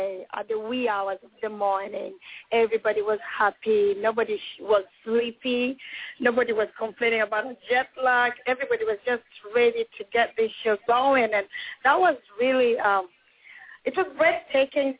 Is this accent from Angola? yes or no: no; Iceland; moved away; I'm from Iceland